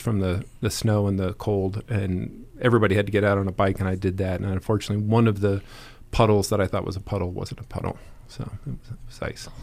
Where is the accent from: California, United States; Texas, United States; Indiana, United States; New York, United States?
Indiana, United States; moved away; also born or lived in Lakewood, Colorado; a little kid growing up in Indiana